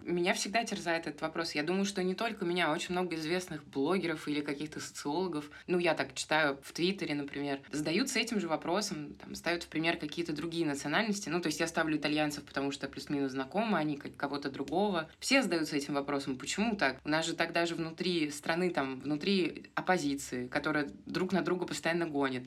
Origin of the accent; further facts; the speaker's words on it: Moscow, Russia; moved away as an adult; now in Argentina; я из Москвы